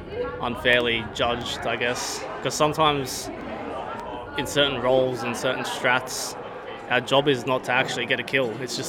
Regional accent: Gold Coast, Queensland, Australia; Gold Coast.

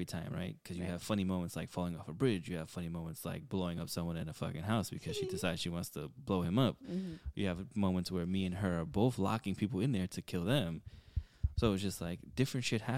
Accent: New York City, New York, United States; We're from the Bronx. Like, this is the way we've been talking since we were fucking kids

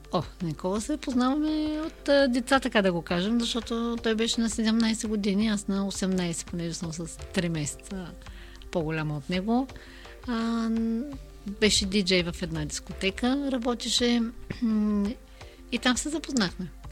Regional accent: Nova Zagora, Sliven Province, Bulgaria; moved away; also born or lived in Burgas; аз съм родом от Нова Загора и винаги ме свързват а, с а, Бургас

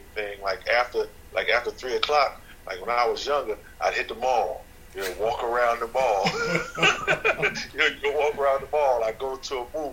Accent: New York, United States; moved away; also born or lived in North Carolina; I grew up in New York and moved to North Carolina where my father was from

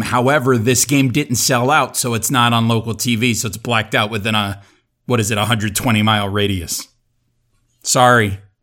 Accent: South Florida, United States; growing up in South Florida in the eighties, and early nineties

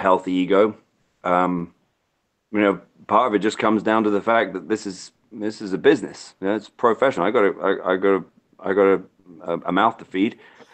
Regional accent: United Kingdom; now in Virginia, United States; I'm British

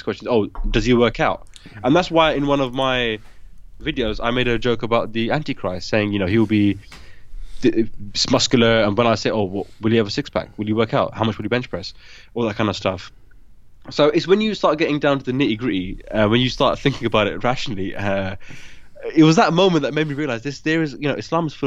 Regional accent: United Kingdom; also born or lived in Pakistan; I came to the UK when I was 1 year old. So virtually my whole life, I've been living in the UK.

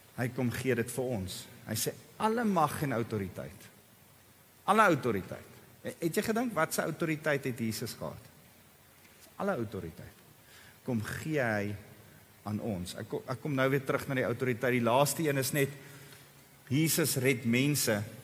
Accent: South Africa; ek en jy As bygelowige Afrikaners

